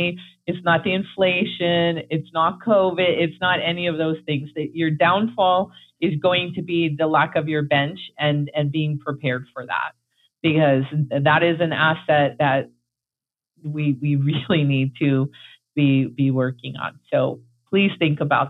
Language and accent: English; New York, United States; now in Florida, United States; I'm from New York, so we say humans.